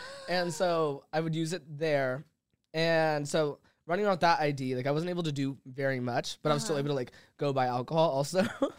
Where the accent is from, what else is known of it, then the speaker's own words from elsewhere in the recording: Las Vegas, Nevada, United States; now in Los Angeles, United States; growing up in Vegas